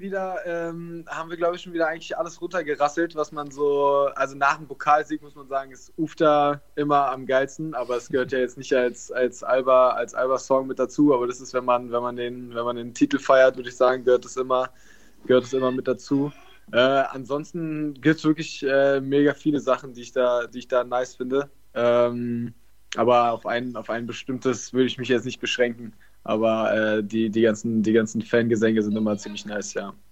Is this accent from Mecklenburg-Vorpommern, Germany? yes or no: no; Berlin, Germany; Ich bin Berliner, bin in Berlin aufgewachsen